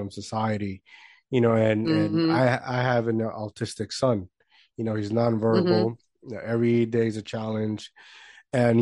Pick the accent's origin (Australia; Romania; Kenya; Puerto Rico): Puerto Rico; I grew up in Puerto Rico, right? I grew up in small town, not a lot of hope